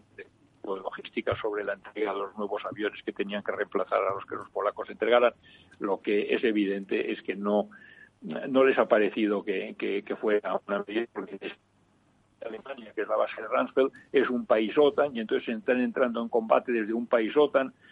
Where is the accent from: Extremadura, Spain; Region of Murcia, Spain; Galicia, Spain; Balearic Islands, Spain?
Balearic Islands, Spain; Mallorca; also born or lived in Valldemossa; yo soy mallorquín.